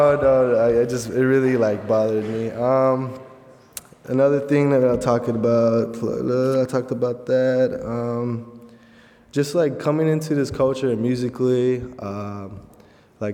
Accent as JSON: {"language": "English", "town": "San Antonio", "region": "Texas", "country": "United States", "tie": "born or raised there", "moved": "as an adult", "lives_now": "Goshen, United States", "said": "I was born in San Antonio."}